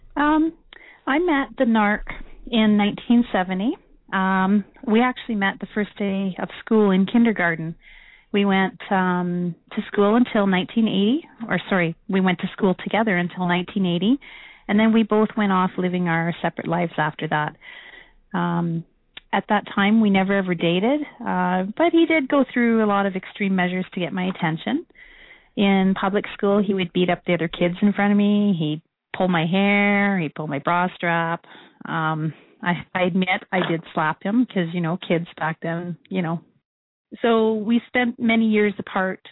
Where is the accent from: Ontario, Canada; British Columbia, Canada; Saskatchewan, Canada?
Saskatchewan, Canada; Saskatoon; now in Calgary, Canada; I'm from Saskatoon, and uh, I currently live in Calgary.